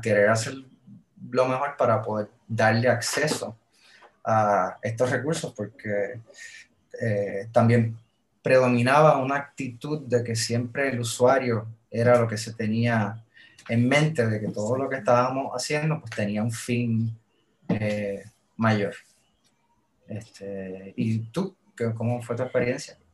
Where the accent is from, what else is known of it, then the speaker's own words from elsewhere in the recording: Puerto Rico; Yo, vengo de Puerto Rico, yo vengo del trópico